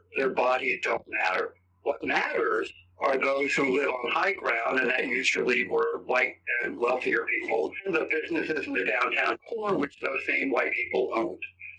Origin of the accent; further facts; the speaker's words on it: New England, United States; moved away as an adult; also born or lived in San Antonio, Texas; now in California, United States; I didn't really understand the concept of watershed until I moved to San Antonio. Water was just a thing that I grew up with in New England